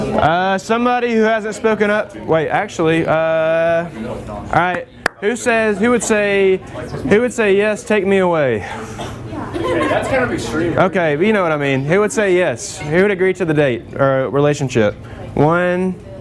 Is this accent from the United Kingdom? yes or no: no; Alabama, United States; I'm from Alabama, I live 30 minutes from the Roll Tide Stadium